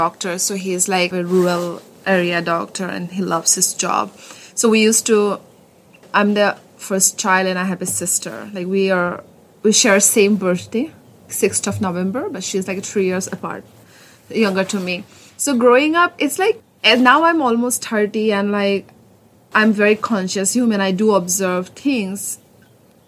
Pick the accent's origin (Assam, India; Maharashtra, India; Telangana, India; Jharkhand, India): Assam, India; Nagaon; moved away; It's Nogaon. Like Assam